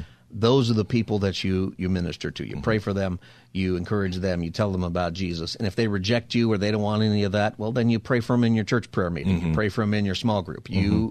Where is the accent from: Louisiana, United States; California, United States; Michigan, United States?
California, United States; Los Angeles; now in San Diego, United States; It's because I'm from Well, I'm really from L.A., but I've lived for 25 years in San Diego.